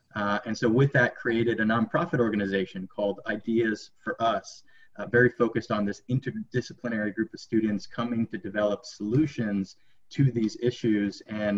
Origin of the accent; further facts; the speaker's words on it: Miami, Florida, United States; also born or lived in Orlando, Florida; I grew up down in Miami, Florida. I was fortunate to be raised on a palm tree nursery